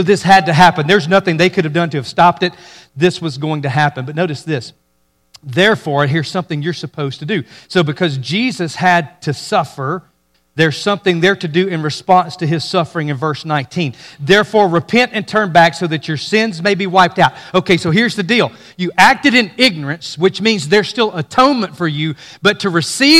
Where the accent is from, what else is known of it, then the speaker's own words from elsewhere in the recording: Mississippi, United States; I grew up in Mississippi